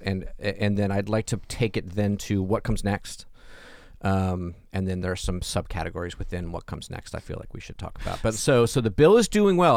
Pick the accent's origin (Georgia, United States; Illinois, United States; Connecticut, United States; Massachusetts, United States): Georgia, United States; Atlanta; I grew up in Atlanta